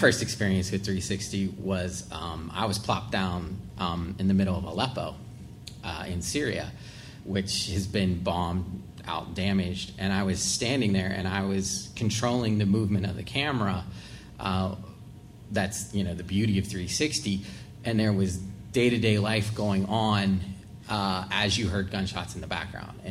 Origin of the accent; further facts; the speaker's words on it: Uniontown, Pennsylvania, United States; moved away; I went back to my hometown of Uniontown